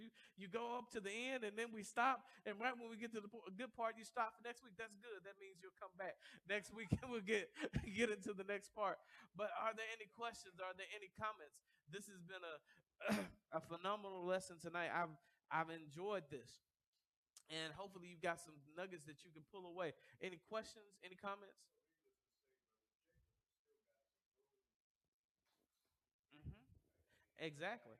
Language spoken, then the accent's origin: English; the South, United States; I was raised in the South. Southern people have grit